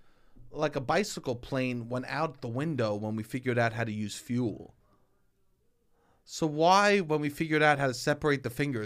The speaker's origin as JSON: {"language": "English", "town": "Staten Island", "region": "New York", "country": "United States", "said": "Sometimes you can't tell I'm from Staten Island, but you could tell I'm from Staten Island if someone's wearing a pair of mittens."}